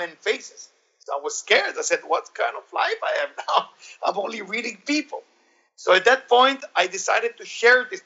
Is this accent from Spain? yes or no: no; Israel; I grew up in Israel.